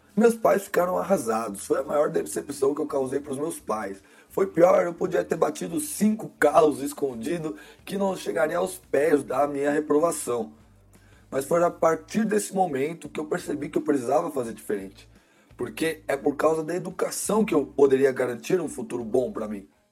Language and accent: Portuguese; Brazil; Mas eu nasci no Brasil. Então, ironicamente, por eu ter nascido no Brasil, eu sou brasileiro